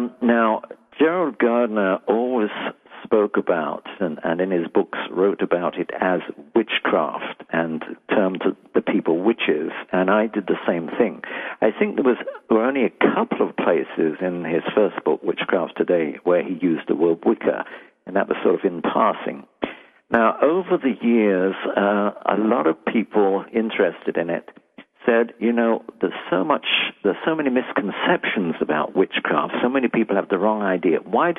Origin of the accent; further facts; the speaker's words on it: London, United Kingdom; now in United States; From London.